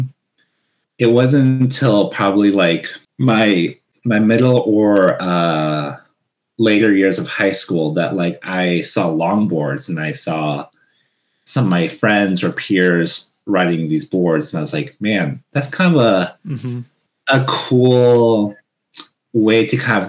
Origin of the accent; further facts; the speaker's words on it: Washington, United States; also born or lived in Hawaii; when I came back to the States in Washington, back in my hometown